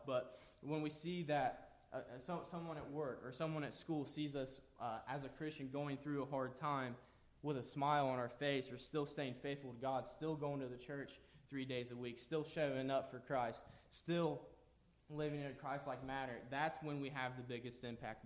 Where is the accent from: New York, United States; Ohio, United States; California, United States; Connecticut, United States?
Ohio, United States; Jackson; I am from Jackson, Ohio